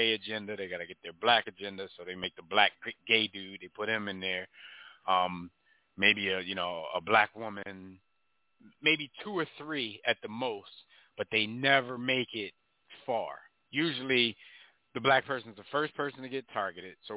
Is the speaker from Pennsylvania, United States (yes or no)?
yes; Philadelphia, Pennsylvania, United States; shout out to my hometown